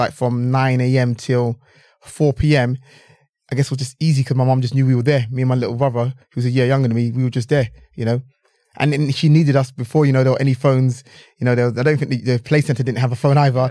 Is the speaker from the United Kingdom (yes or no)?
yes; London, United Kingdom; I grew up in London, England, you know, this is, this is the, you know, the culture I grew up in.